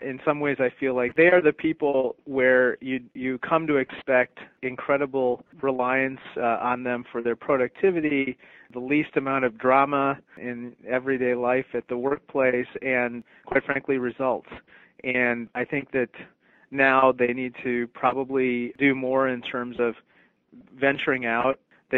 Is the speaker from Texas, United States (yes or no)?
no; Peoria, Illinois, United States; also born or lived in India; I was born in India, came to the United States when I was 3 months old, and I grew up in Peoria, Illinois, which is where my parents have lived for, 40 years.